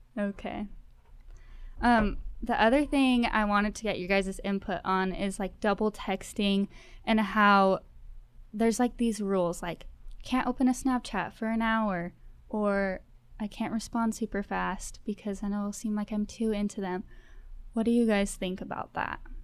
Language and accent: English; Spring Creek, Nevada, United States; moved away as an adult; now in Cedar City, United States; we're from Spring Creek.